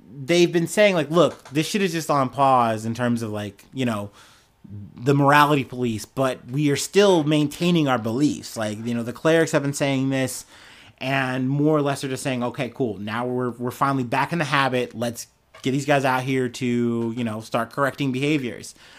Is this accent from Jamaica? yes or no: no; United States; as an American, as a black man, I've seen this happen in my country a lot